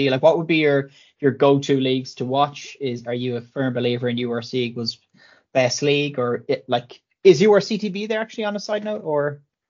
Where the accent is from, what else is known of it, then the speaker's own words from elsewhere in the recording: Galway, Connacht, Ireland; I'm from Galway, David, so I am a Connacht fan as well.